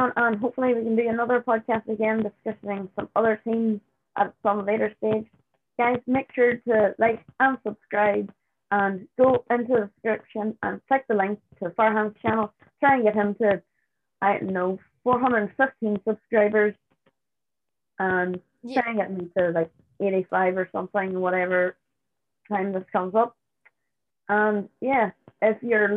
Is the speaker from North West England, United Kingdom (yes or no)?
no; Northern Ireland, United Kingdom; I'm from Northern Ireland